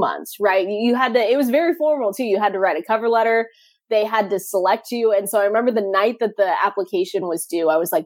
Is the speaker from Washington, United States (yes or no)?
yes; Seattle, Washington, United States; I'm from Seattle, just 15 minutes outside downtown and on the South End.